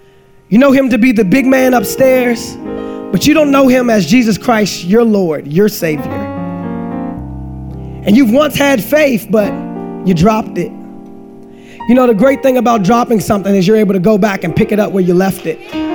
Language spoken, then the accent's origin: English; Washington, District of Columbia, United States; I grew up in Washington, D.C. That's where I grew up